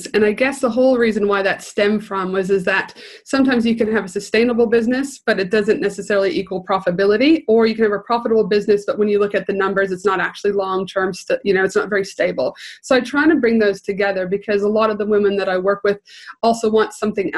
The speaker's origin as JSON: {"language": "English", "country": "Canada", "moved": "yes", "lives_now": "Australia", "said": "Originally from Canada, so I always say, yes, the proud Canadian"}